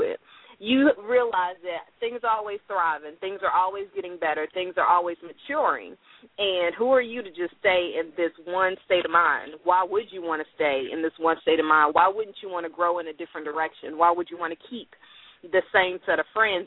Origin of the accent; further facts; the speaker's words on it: Louisiana, United States; accent: twang; now in Dallas, United States; I actually live in Dallas, but I'm oh. from Louisiana, so I am a Southern girl by heart